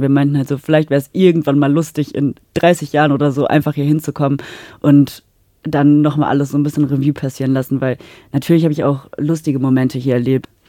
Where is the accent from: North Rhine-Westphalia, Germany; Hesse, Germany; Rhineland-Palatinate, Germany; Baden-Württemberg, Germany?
North Rhine-Westphalia, Germany; Münster; moved away as an adult; now in Salzburg, Austria; Münster, wo ich herkomme